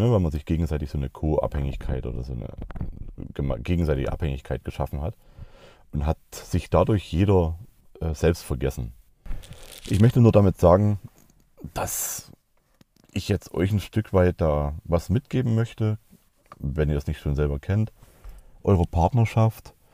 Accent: East Germany, Germany; also ich bin im Osten aufgewachsen, genau wie der, mein Kumpel

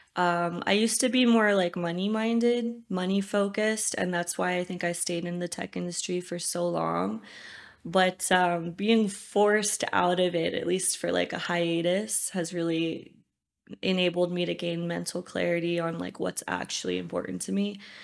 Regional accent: United States; moved away as an adult; also born or lived in Los Angeles; now in Uganda

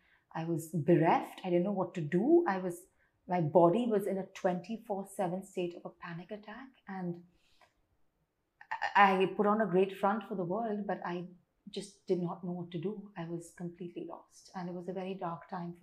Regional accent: Tamil Nadu, India; I'm South Indian and Tamilian

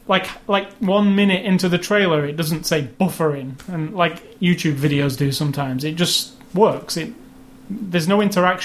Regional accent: United Kingdom; it's also British, which I'm kind of, I have a, you know, yes. I'm British.

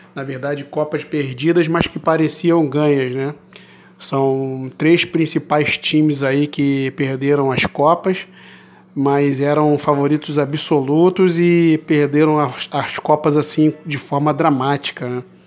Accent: Brazil; eu sou brasileiro

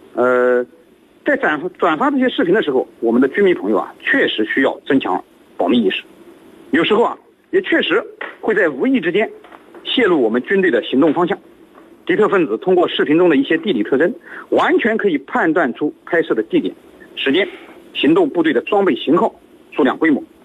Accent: China; 我们中国人

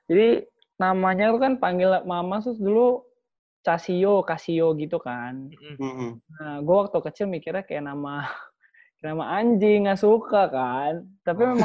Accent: Jakarta, Indonesia; born there; cuman cuman udah lahir besar ya lahir di Jakarta sih

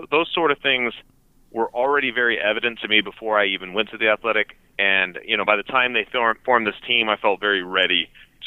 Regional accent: Denver, Colorado, United States; I grew up in Denver

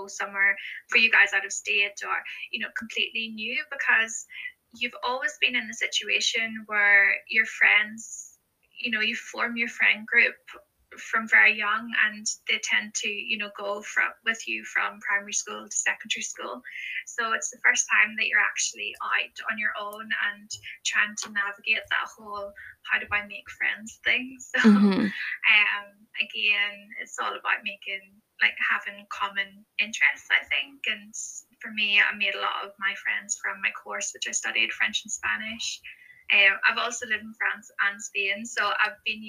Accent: Northern Ireland, United Kingdom; I'm from Northern Ireland

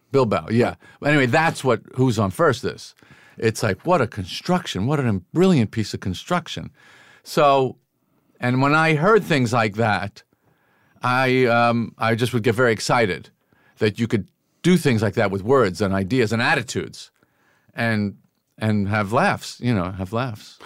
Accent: Massapequa, New York, United States; growing up on Long Island

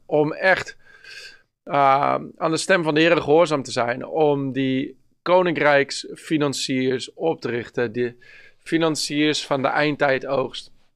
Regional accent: Bennekom, Gelderland, Netherlands; Bennekom. Dat is mijn eh, hometown. Ik ben opgegroeid in Bennekom.

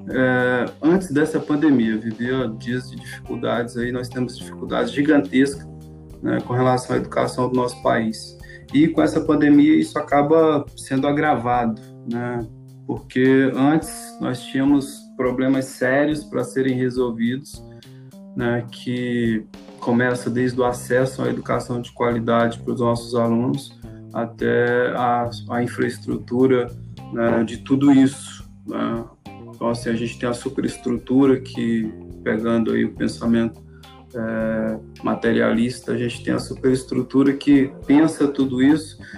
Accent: Peixoto de Azevedo, Mato Grosso, Brazil; now in Alta Floresta, Brazil; na cidade de onde eu vim, que é Peixoto de Azevedo. É, estou morando aqui em Alta Floresta tem quatro anos.

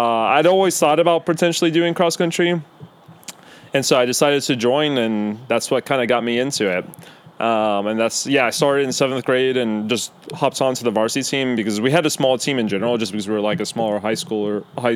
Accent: Raleigh, North Carolina, United States; So I'm from Raleigh, born and raised

